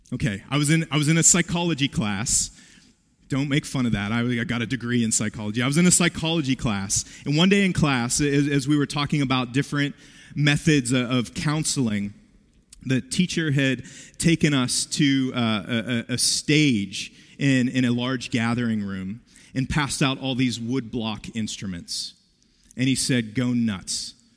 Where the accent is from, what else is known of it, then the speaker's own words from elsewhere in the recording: West Virginia, United States; I grew up in West Virginia